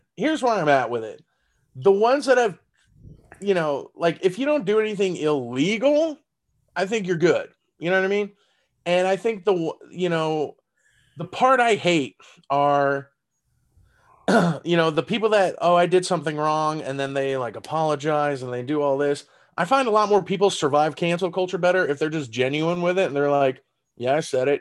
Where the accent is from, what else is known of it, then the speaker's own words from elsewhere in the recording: San Antonio, Texas, United States; first language German; English is a second language; moved away as an adult; now in Las Vegas, United States; in San Antonio, my hometown